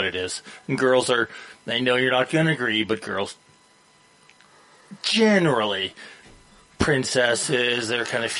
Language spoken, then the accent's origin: English; Edmonton, Alberta, Canada; so I grew up in Edmonton.